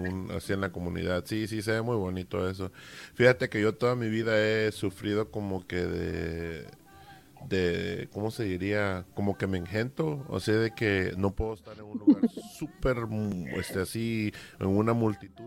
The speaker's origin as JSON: {"language": "Spanish", "region": "Veracruz", "country": "Mexico", "moved": "yes", "said": "yo soy de, Veracruz, México."}